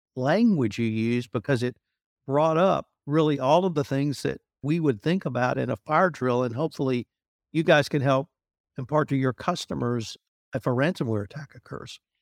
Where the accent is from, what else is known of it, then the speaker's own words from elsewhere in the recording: United States; me as an American